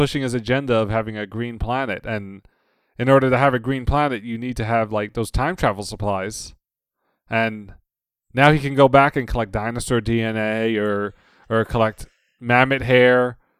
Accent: Cleveland, Ohio, United States; born there; I was born in Cleveland, Ohio.

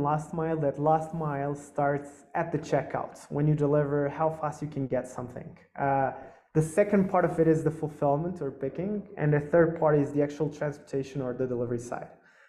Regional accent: Lisbon, Portugal; born there; I was born in Lisbon and my family's Portuguese.

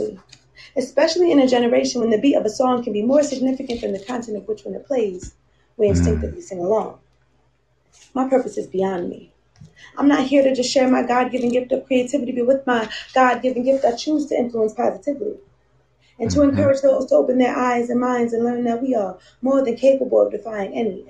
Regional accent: New Jersey, United States; I'm from New Jersey

